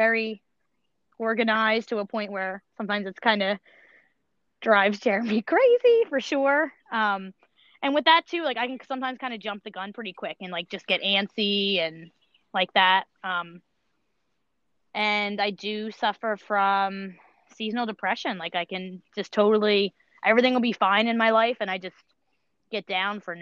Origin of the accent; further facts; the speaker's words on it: King of Prussia, Pennsylvania, United States; I grew up in King of Prussia, so it's not really far. I moved to this area probably about four years ago